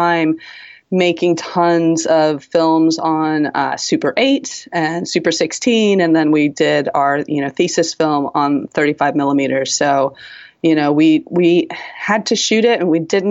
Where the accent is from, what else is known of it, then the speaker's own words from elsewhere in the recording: Washington, District of Columbia, United States; moved away as an adult; also born or lived in Los Angeles / Seattle; now in New York, United States; I grew up on the East Coast in Washington, yeah, D.C., and then left home at 18 to go to school in L.A.